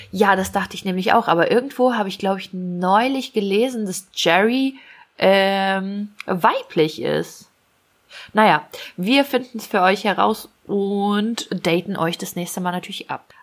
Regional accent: Ukraine; moved away; bei uns in der Ukraine

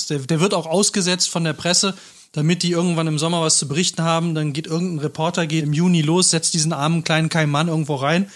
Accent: Cologne, North Rhine-Westphalia, Germany; ich bin ja selber Rheinländer, Kölner

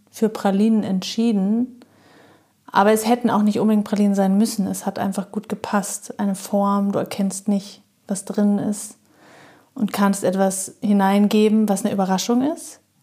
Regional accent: Munich, Bavaria, Germany; moved away as an adult; ich bin da groß geworden

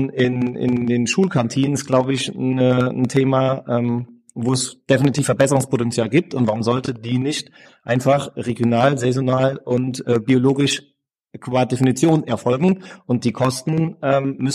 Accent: Mainz, Rhineland-Palatinate, Germany; Wir sind alle Mainzer und Mainzerinnen.

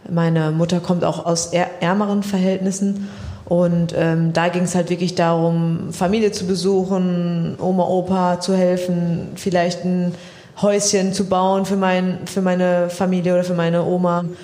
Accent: Siegen, North Rhine-Westphalia, Germany; now in Dortmund, Germany; ja klar, ich komme aus Siegen, es ist auch meine Heimat

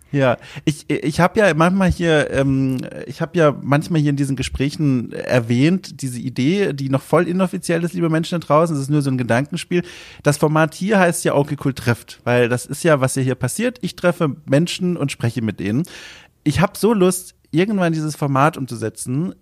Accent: Southern Germany, Germany; ich bin in Süddeutschland aufgewachsen

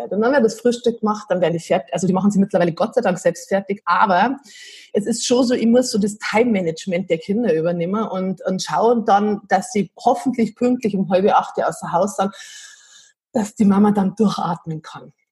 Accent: Piding, Bavaria, Germany; also born or lived in Munich; Also wir wohnen am Berchtesgadener Land und ich habe ganz lange in München gelebt, 14 Jahre und bin ähm, aus Heimweh wieder heimgezogen, weil es daheim einfach total schön ist

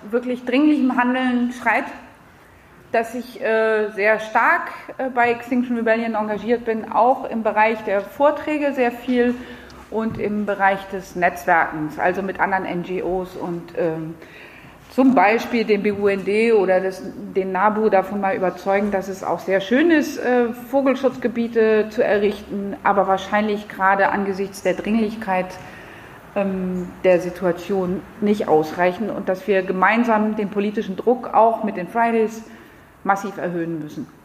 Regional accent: France; German is a second language; now in Berlin, Germany; ich bin 48, ich habe drei Kinder, ich komme aus Frankreich.

